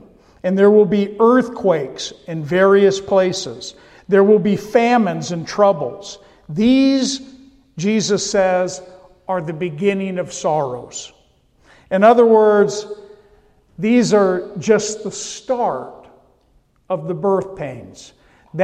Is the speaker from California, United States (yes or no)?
yes; California, United States; I come from California